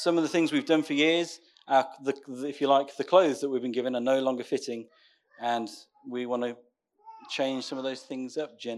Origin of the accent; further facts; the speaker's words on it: Northampton, East Midlands, United Kingdom; moved away as an adult; now in Raunds, United Kingdom; We're born and bred in Northampton